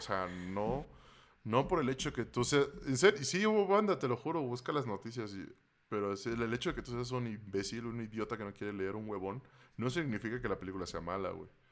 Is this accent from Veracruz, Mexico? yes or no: yes; Veracruz, Mexico; moved away; cuando vivía en Veracruz